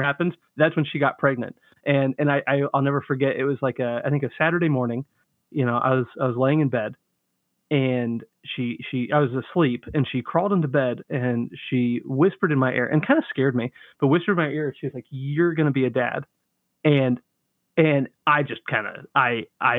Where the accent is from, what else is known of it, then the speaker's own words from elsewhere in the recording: Central Florida, United States; now in Lima, Ohio, United States; I grew up in Central Florida